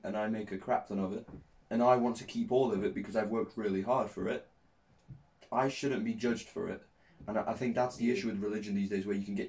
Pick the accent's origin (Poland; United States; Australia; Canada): Poland; now in England, United Kingdom; I was born in Poland.